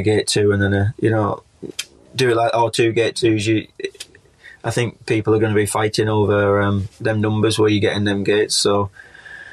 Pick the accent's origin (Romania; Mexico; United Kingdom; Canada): United Kingdom; as British riders